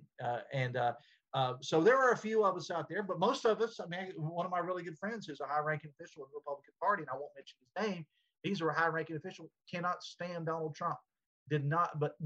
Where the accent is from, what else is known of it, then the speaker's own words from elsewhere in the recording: West Virginia, United States; moved back to my hometown